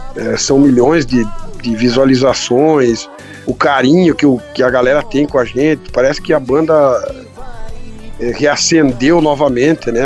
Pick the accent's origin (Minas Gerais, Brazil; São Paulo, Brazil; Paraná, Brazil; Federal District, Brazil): Paraná, Brazil; Santa Izabel do Oeste; Comecei lá na cidade de São Isabel do Oeste, no Paraná. Sou paranaense, né, Guilherme? E ali eu morava na roça eh, desde muito cedo, desde muito pequeno. Morava com meus avós ali